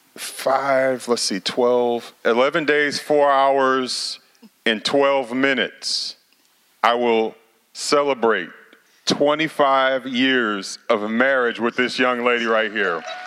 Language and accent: English; St. Louis, Missouri, United States; now in Oklahoma, United States; I know I'm in Oklahoma, but I'm from Missouri, St. Louis.